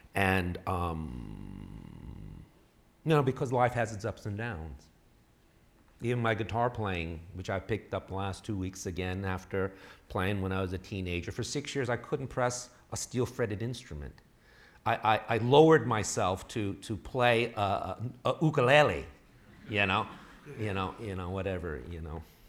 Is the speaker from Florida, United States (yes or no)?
no; New York City, New York, United States; moved away as an adult; also born or lived in Texas / Illinois; now in Bay Area, California, United States; I was born and raised in New York City